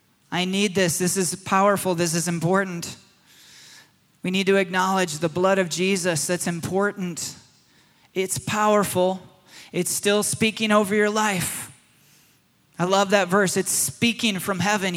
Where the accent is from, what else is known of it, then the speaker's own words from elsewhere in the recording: Michigan, United States; When I was a boy in the forests of Michigan, I grew up in Michigan